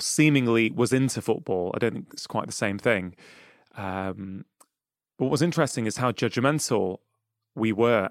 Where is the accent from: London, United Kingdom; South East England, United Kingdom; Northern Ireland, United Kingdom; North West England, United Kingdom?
North West England, United Kingdom; Manchester; I grew up in Manchester, well, I grew up in, um, in South Manchester in Cheshire